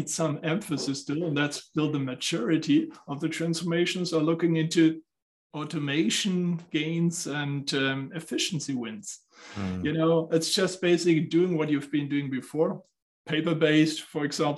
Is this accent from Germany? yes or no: yes; Southern Germany, Germany; now in Frankfurt, Germany; I'm coming from Germany. So I grew up in the southern part of Germany. Now I'm based out of Frankfurt.